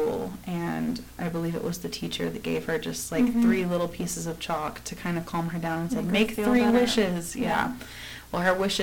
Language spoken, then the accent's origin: English; United States; As an American, as a white American